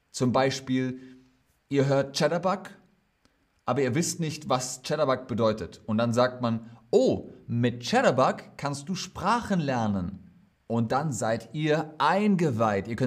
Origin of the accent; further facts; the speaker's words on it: Germany; Ja, in Deutschland. Ja, in meinem Heimatland.